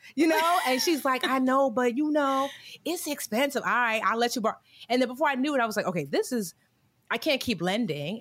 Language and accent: English; New Jersey, United States; also born or lived in Newark, New Jersey; I was born in Newark, but I was raised all over Jersey, but came back to Newark